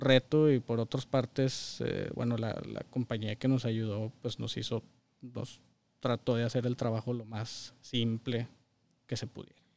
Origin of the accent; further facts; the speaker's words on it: Saltillo, Coahuila, Mexico; moved away as an adult; now in Michigan, United States; Toda mi vida, hasta hace unos años viví en Saltillo